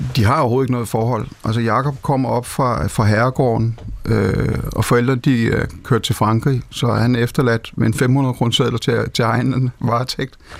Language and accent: Danish; Denmark; moved away; Nellemos, hvor jeg kommer fra, som dengang var en meget, meget vital landsby